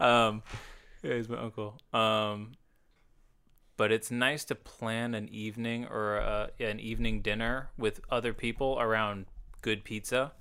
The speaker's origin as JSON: {"language": "English", "town": "Franklin", "country": "United States", "tie": "born or raised there", "said": "we grew up in Franklin"}